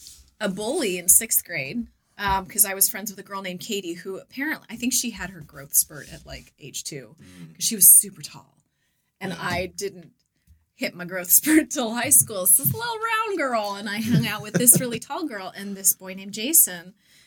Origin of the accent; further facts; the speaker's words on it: Gahanna, Ohio, United States; Now, we grew up in Gahanna, not apparently on the wrong side.